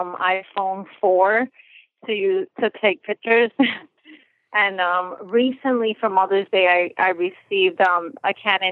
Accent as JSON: {"language": "English", "region": "New York", "country": "United States", "said": "even though I'm from New York."}